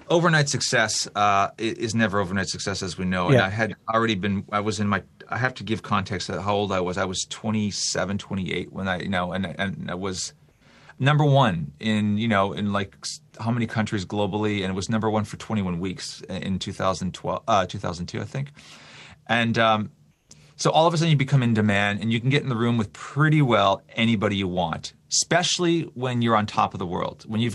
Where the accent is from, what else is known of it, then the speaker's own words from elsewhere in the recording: Canada; I mean, I know we're Canadian, but the Great American Songbook is on top of that.